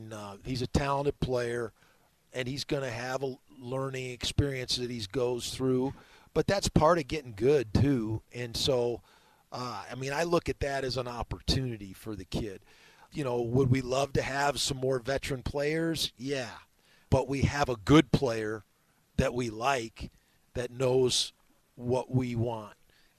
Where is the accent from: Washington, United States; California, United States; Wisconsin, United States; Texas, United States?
Wisconsin, United States; Madison; moved away; I grew up in Madison, Wisconsin, watching Big Ten football all my life.